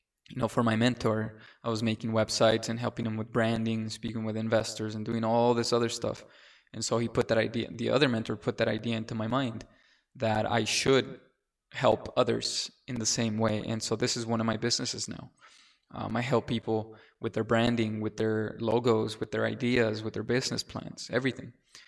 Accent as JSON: {"language": "English", "country": "Mexico", "moved": "yes", "said": "I came from Mexico. I was selected to a charter school."}